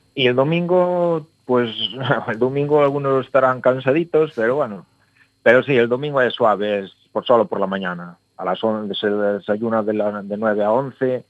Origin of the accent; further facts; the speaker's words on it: Valadouro, Galicia, Spain; somos unos somos de Ferreira, otros de Alfoz